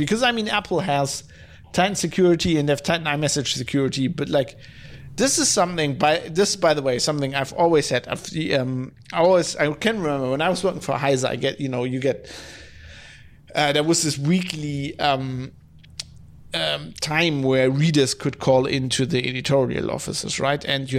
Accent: Germany; English is a second language; You know, I'm from Germany, so there's I don't have as much contact with Yiddish as people from the US

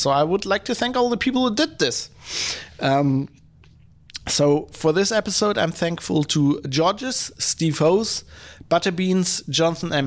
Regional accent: Germany; I come from Germany

